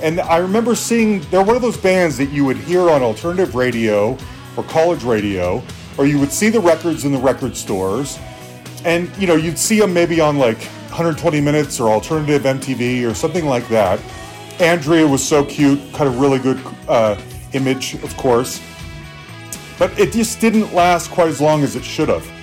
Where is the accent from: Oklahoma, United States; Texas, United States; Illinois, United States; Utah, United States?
Utah, United States; Salt Lake City; I grew up in Salt Lake City, Utah, which is probably Podunkville